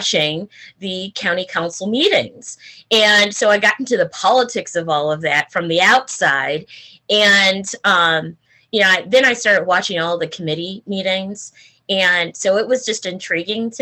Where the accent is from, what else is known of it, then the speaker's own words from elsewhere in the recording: University City, Missouri, United States; growing up in University City